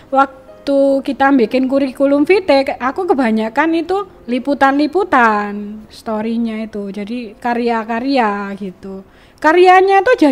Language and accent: Indonesian; Aceh, Indonesia; itu saya gini loh karena saya orang Aceh ya pengen apa ya kreatif atau uh, buka ya saya percantik.